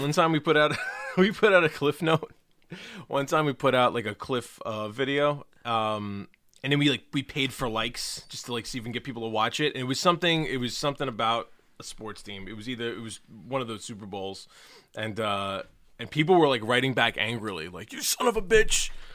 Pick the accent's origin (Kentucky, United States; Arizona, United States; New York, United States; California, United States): New York, United States; New York City; I'm not from Brooklyn, I'm from Queens.